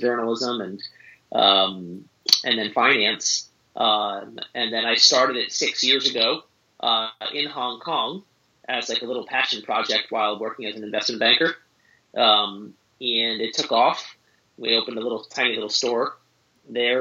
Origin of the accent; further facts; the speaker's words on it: suburbs of New York City, United States; I grew up in New York, in the suburbs of New York City